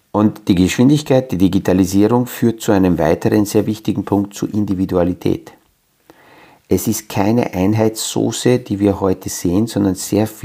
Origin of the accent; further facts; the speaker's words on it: Transylvania, Romania; Also wenn in meiner Geburtsstadt oder in der kleinen Ortschaft, wo ich aufgewachsen bin, in Siebenbürgen, in einem kleinen Dörfel jemand eine Idee hat, wo zwar dort nur 150, 200 Menschen leben